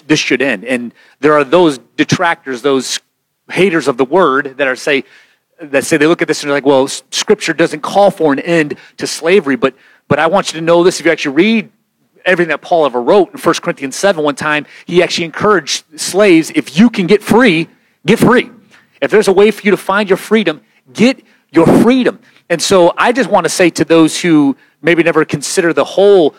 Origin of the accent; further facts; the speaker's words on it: United States; as an American